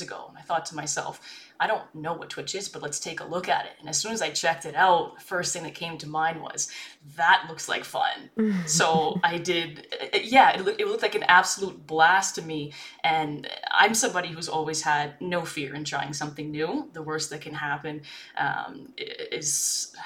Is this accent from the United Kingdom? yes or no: no; Canada; I'm a Canadian streamer.